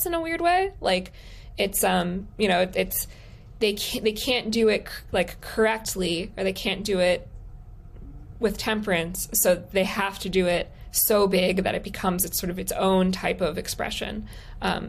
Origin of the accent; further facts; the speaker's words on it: Palm Beach, Florida, United States; I'm from Palm Beach